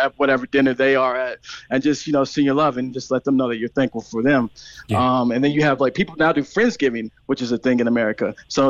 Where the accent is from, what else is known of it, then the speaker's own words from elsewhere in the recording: St. Louis, Missouri, United States; accent: American; moved away as an adult; also born or lived in Knoxville, Tennessee / San Francisco, California; now in Cork, Ireland; I'm originally from Knoxville, Tennessee, raised in St. Louis, Missouri, and just moved from San Francisco. So I have family all over the country.